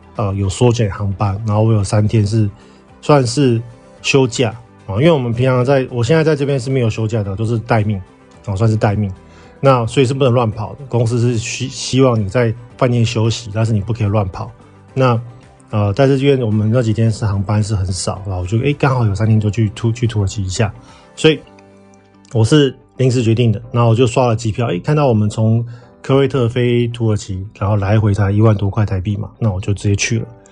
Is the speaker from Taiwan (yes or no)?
yes; Taiwan; now in Kuwait; 我们台湾人去泰国其实要落地签嘛